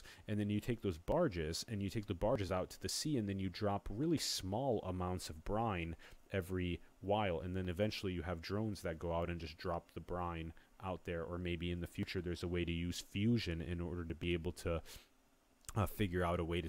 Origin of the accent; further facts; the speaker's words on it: Sioux Falls, South Dakota, United States; my hometown of Sioux Falls, South Dakota